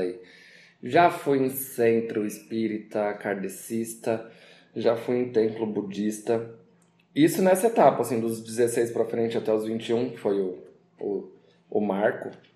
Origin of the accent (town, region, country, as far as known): Brazil